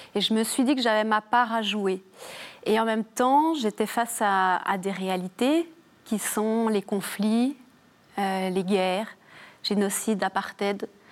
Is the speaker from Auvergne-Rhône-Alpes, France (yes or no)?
no; Jura, Bourgogne-Franche-Comté, France; accent: petit accent chantant (Jura); viens du Jura. Et euh, proche de la Suisse, j'ai hérité de, du petit accent chantant